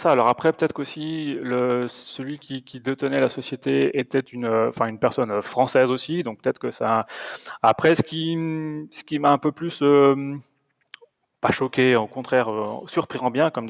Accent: Bressuire, Nouvelle-Aquitaine, France; moved away as an adult; now in Switzerland; je suis originaire d'une petite ville des Deux-Sèvres, de Bressuire, donc tout à fait à l'ouest de la France

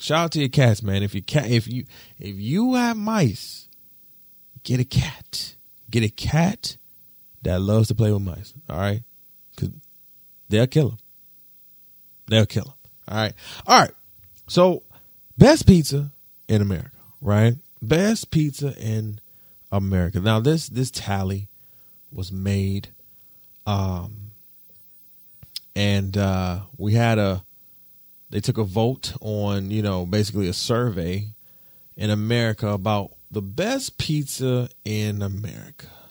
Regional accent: Detroit, Michigan, United States; moved away; I'm from Detroit.

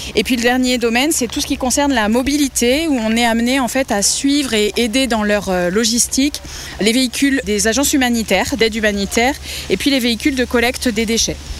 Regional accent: Vienne, Poitou-Charentes, Nouvelle-Aquitaine, France; moved away as an adult; also born or lived in Montpellier / Paris; now in Toulouse, France; je viens de la région Poitou-Charentes. Je, je viens de la Vienne, en fait. Je suis née, euh, là-bas et je suis arrivée à Toulouse en deux mille six

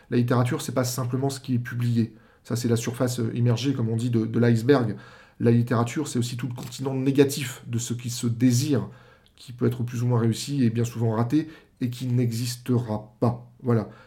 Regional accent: Paimpol, Brittany, France; j'ai fait toc-toc au journal euh, de mon bled en Bretagne, donc Paimpol, qui s'appelle La Presse d'Armor

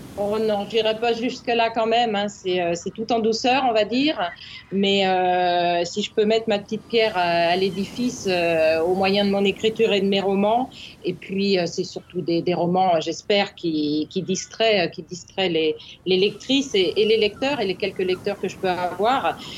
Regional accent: Normandy, France; je suis normande.

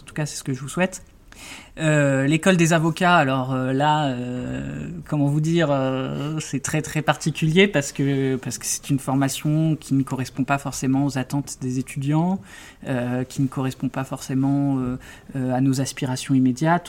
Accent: Brest, Brittany, France; moved away as an adult; also born or lived in Bordeaux; j'ai grandi à Brest

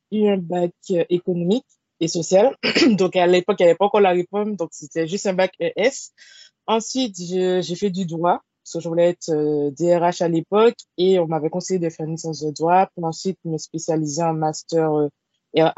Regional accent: Martinique; Je suis martiniquaise, j'ai 25 ans.

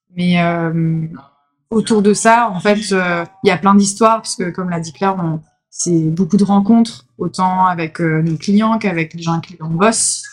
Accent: Grenoble, Auvergne-Rhône-Alpes, France; moved away as an adult; now in Marseille, France; j'étais de Grenoble

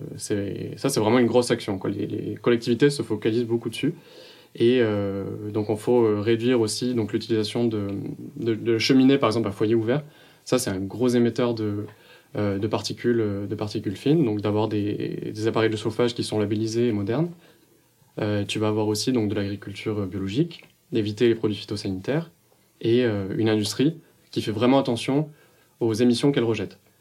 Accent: Montpellier, Occitania, France; also born or lived in Paris region; je viens de Montpellier

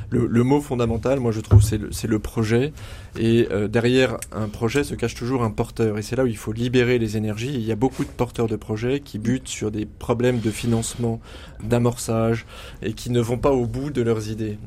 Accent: Auvergne-Rhône-Alpes, France; On est auvergnat d'origine

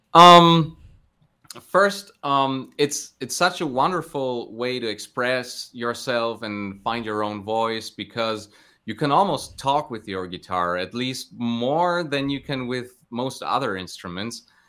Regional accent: Cologne, North Rhine-Westphalia, Germany; in and around my hometown of Cologne

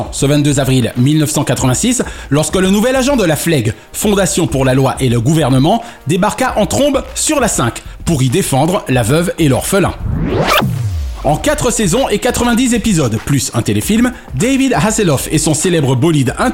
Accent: Toulouse, Occitania, France; Je suis toulousain.

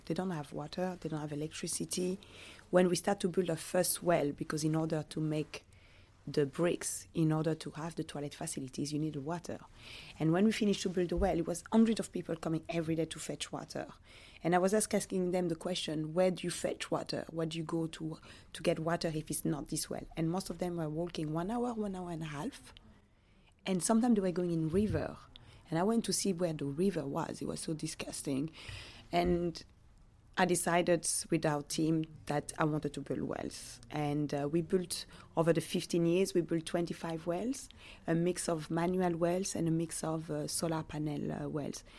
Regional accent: Belgium; born or raised there; also born or lived in Democratic Republic of the Congo

